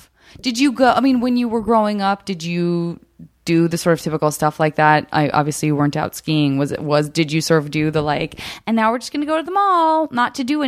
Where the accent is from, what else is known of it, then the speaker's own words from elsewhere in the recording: Tucson, Arizona, United States; moved away; also born or lived in Flagstaff / San Francisco; I grew up in Tucson, which is also it's a valley in the middle of like mountains in every direction. It's sprawling